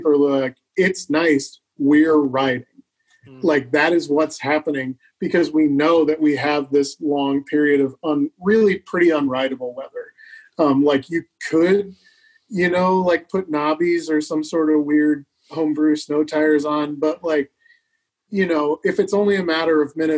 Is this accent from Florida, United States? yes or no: no; the Midwest, Kansas, United States; moved away as an adult; also born or lived in Elkhart, Indiana / Seattle, Washington; now in Minneapolis, United States; I grew up in the Midwest and I lived in Seattle and I had a fantastic time in Seattle, but I kind of missed, I missed, you know, the Midwest. I missed where I grew up